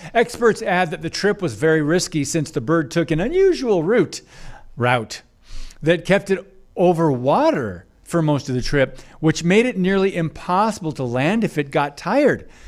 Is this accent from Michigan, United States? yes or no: yes; Michigan, United States; moved away; my home state of Michigan, where I grew up